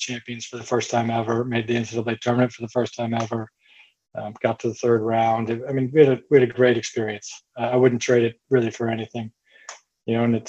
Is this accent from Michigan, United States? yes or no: yes; Midland, Michigan, United States; moved away; I grew up in Michigan, good sized town in sort of middle Michigan called Midland, Michigan.